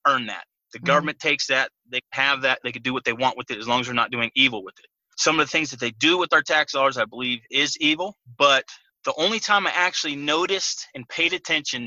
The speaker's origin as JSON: {"language": "English", "region": "California", "country": "United States", "tie": "born or raised there", "said": "I grew up in California"}